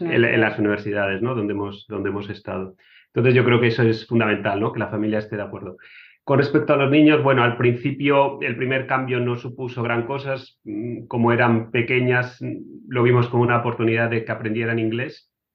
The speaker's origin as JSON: {"language": "Spanish", "town": "Cartagena", "region": "Region of Murcia", "country": "Spain", "tie": "born or raised there", "also_born_or_lived": "Madrid / Germany / United States", "moved": "as an adult", "lives_now": "Hungary", "said": "yo nací en, Cartagena, en, en, Murcia, y mm, estudié en Madrid"}